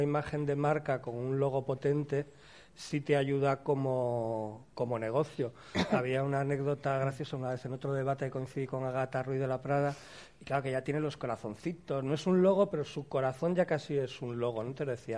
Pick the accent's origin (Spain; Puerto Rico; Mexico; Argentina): Spain; cuando somos españoles